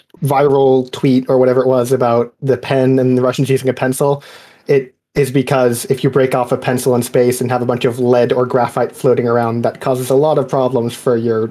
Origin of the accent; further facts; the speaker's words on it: United States; because I'm an American